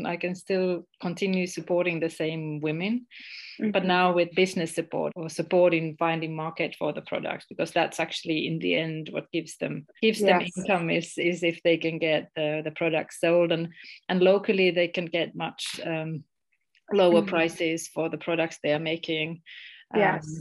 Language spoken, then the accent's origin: English; Finland; moved away as an adult; also born or lived in Estonia / Ghana; I'm originally from Finland, but I lived in Estonia for almost 20 years